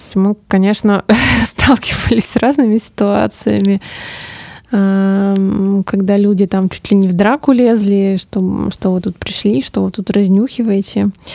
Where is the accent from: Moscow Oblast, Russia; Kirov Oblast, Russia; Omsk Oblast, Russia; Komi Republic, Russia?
Omsk Oblast, Russia; Omsk; moved away as an adult; now in Moscow, Russia; Я родилась в Омске, ну, большую часть жизни прожила там в общем, за, за Уралом. Я очень люблю свой город